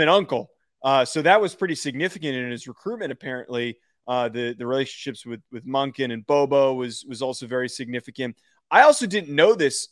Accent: Northeast, United States; I'm from the Northeast

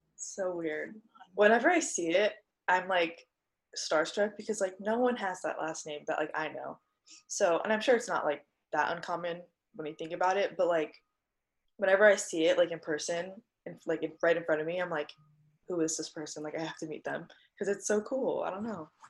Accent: North Dakota, United States; also born or lived in California; now in Arizona, United States; I grew up in North Dakota

